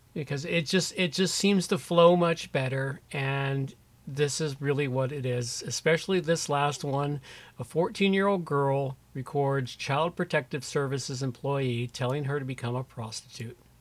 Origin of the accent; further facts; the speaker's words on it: United States; being an American